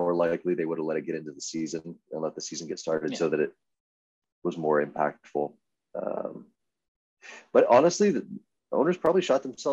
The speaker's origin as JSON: {"language": "English", "region": "Texas", "country": "United States", "moved": "yes", "lives_now": "Arizona, United States", "said": "I'm from Texas"}